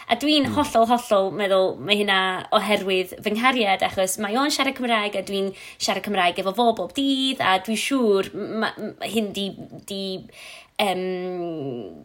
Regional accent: Flintshire, Wales, United Kingdom; Welsh is a second language; moved away as an adult; also born or lived in Bangor; now in Ruthin, United Kingdom; mae o'n dod o Gynarfon, a dwi'n dod o Sir Flint

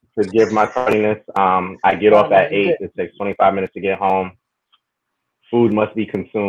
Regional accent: New York City, New York, United States; I'm from Queens.

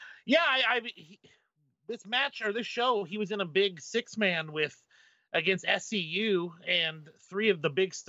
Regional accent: Pacific Northwest, United States; My hometown.

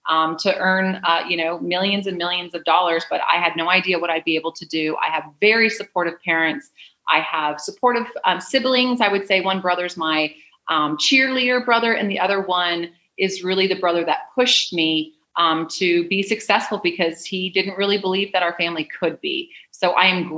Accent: Canada; moved away as an adult; also born or lived in San Diego / Wilmington; now in Mexico; I'm originally from Canada. And I lived most of my life there until I was 28

